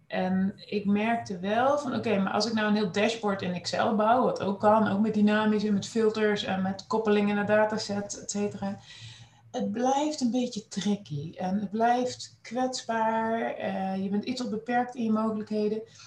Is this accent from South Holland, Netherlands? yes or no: no; Nijmegen, Gelderland, Netherlands; moved away as an adult; also born or lived in Groningen; geboren en getogen in Nijmegen